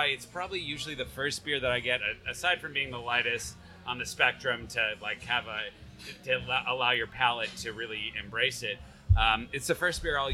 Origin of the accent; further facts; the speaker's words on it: United States; I'm an American who grew up in the craft beer movement